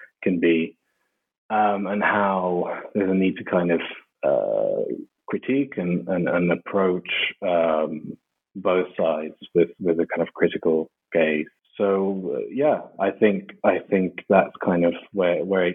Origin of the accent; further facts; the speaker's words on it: Madrid, Community of Madrid, Spain; I was born and raised in Madrid in Spain.